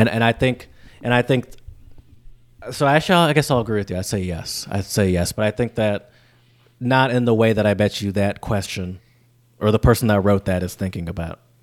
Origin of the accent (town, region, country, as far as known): Michigan, United States; accent: northern; moved away as an adult; now in Louisiana, United States